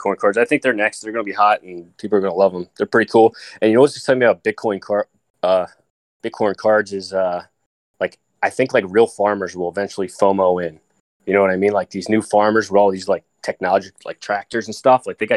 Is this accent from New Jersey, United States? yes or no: yes; Tabernacle, New Jersey, United States; I used to live in this town, right, called Tabernacle, or I grew up in Chemung. Okay, so it's a town, it's 50 square miles, it's in New Jersey